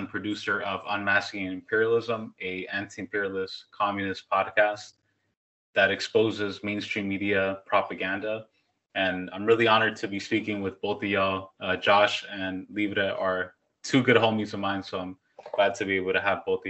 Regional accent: New York, United States; also born or lived in Honduras (ancestry); now in Los Angeles, United States; Shout out to Chumash Nation, where I'm speaking to you from. And I'm originally from New York. I'm Honduran

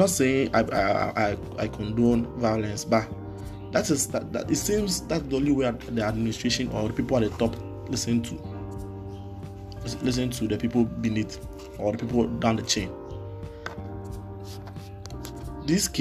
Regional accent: Ghana; I'm Ghanaian, I don't live in the US. And even here in Ghana

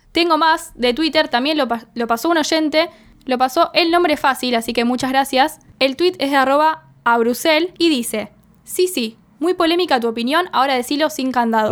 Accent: Argentina

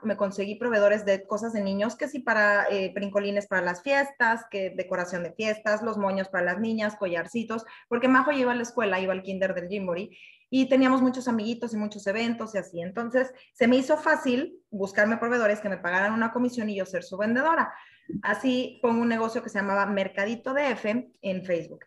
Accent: Mexico City, Mexico; soy mexicana de la Ciudad de México

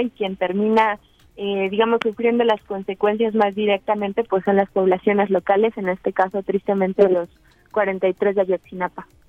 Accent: Mexico; como pueblo mexicano

